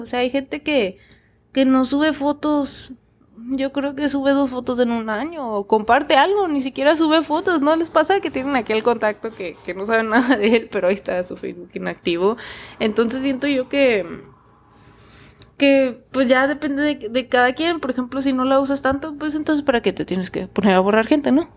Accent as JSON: {"language": "Spanish", "country": "Mexico", "moved": "as an adult", "said": "yo me fui de México"}